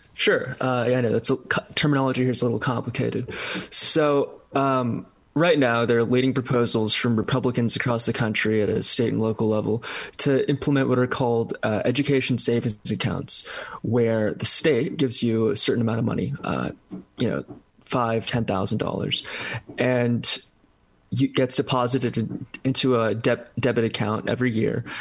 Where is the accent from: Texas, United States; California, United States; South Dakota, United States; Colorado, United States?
California, United States; my home state of California